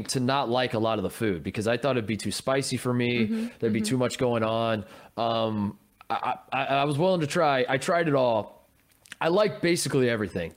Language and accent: English; Indiana, United States; my hometown in Indiana